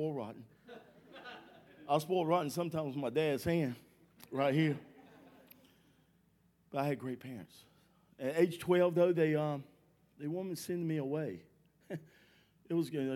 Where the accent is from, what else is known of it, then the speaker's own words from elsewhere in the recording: Durham, North Carolina, United States; I was born and raised in Durham, North Carolina.